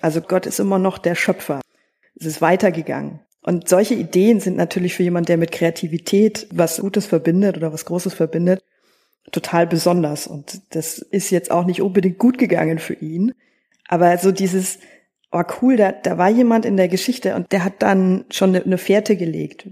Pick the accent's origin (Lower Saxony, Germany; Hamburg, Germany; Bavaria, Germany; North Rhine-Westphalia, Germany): Bavaria, Germany; Northern; in Bayern, da komme ich her aus Nordbayern.